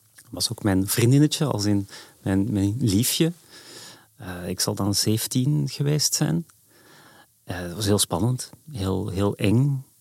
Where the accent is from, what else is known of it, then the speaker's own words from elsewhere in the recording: Edegem, Flanders, Belgium; moved away as an adult; also born or lived in Antwerp; now in Amsterdam, Netherlands; dat is de zuidrand van Antwerpen